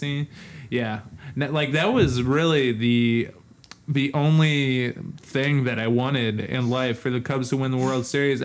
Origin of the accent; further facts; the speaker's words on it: Chicago, Illinois, United States; moved away; I'm from Chicago, so it's, like, an hour and a half away from South Bend.